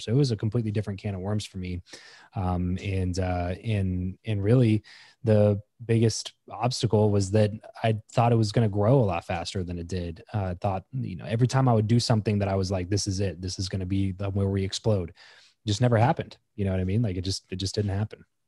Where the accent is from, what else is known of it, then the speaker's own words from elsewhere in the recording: Lancaster, California, United States; moved away as an adult; also born or lived in Fresno; now in Las Vegas, United States; I grew up in Southern California, so about three and a half hours or so from where I live now, um, in a city called Lancaster